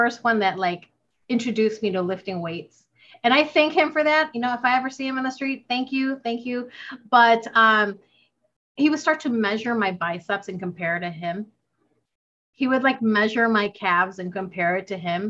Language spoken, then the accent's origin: English; United States; also born or lived in Philippines; I'm Filipino American. So I moved to the States when I was 5